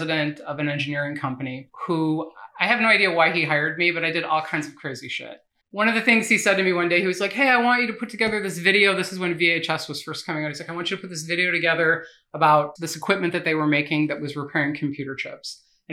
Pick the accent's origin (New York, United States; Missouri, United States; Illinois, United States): Illinois, United States; Chicago; I grew up in Edgewater.